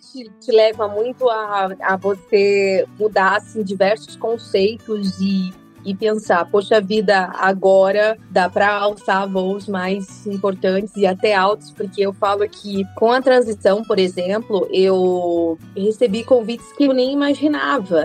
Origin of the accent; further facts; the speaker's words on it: northern Minas Gerais, Brazil; moved away; also born or lived in Campo (truncated); eu tive muito da infância no norte de Minas Gerais